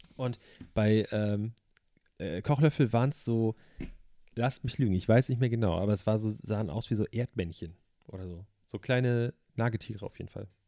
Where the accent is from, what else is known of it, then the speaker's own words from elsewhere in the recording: Germany; als Deutscher, ich meine, wir haben in Deutschland